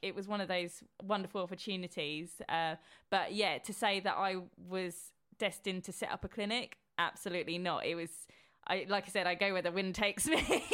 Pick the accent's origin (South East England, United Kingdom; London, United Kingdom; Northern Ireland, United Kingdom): South East England, United Kingdom; Horsham; I grew up in Horsham